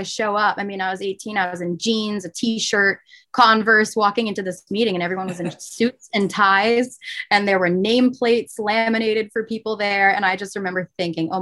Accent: Manchester, New Hampshire, United States; I grew up in Manchester, New Hampshire

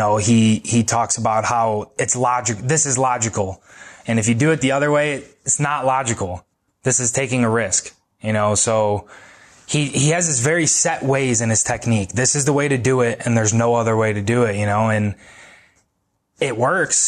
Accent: United States; growing up in America

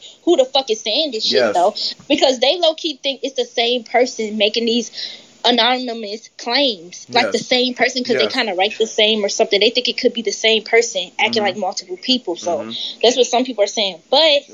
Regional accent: Atlanta, Georgia, United States; I'm from Atlanta

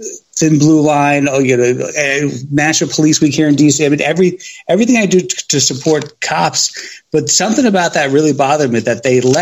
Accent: New York, United States; now in Washington, D.C. area, United States; I'm from New York originally

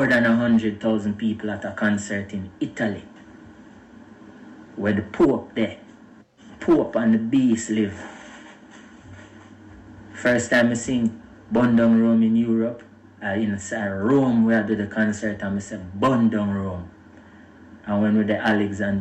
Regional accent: Jamaica; I'm a Jamaican brethren

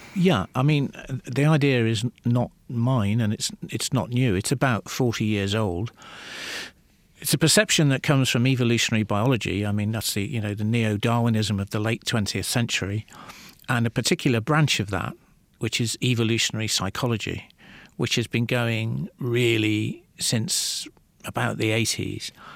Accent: Liverpool, North West England, United Kingdom; I grew up in the northwest of England

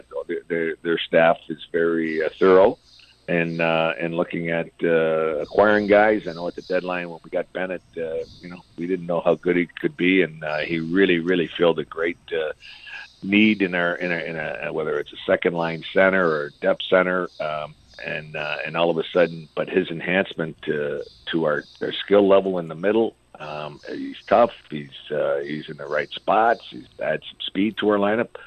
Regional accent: Windsor, Ontario, Canada; I grew up in Windsor, so we'd go the odd time we go to Hazel or DRC

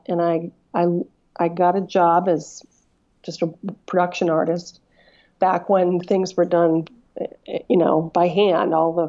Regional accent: Northeast, United States; Growing up in the Northeast, many industrial cities try so hard, and it's so hard to get things done.

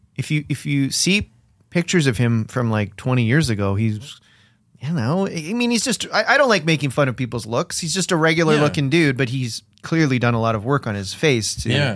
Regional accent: Canada; because we're Canadian, us three.

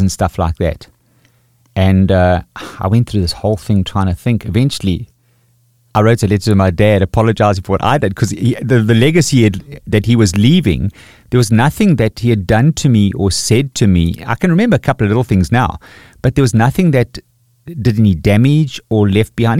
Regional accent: KwaZulu-Natal, South Africa; also born or lived in Pretoria; in my experience in Natal, growing up with Zulu people

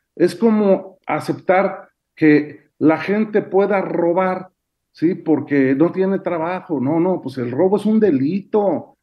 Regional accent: Puebla, Mexico; en mi pueblo, allá en Puebla

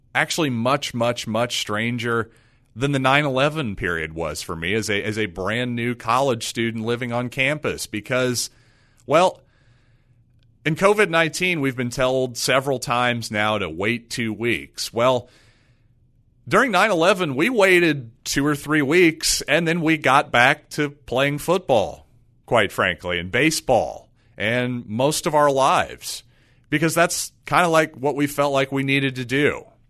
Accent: United States; as an American

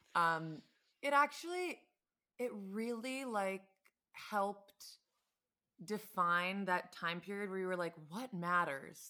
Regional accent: Scarsdale, New York, United States; also born or lived in Los Angeles; now in Brooklyn, United States; I'm from Westchester. I'm from Scarsdale

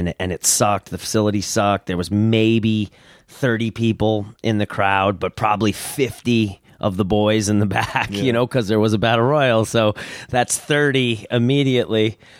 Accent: upstate New York, United States; born or raised there; also born or lived in California

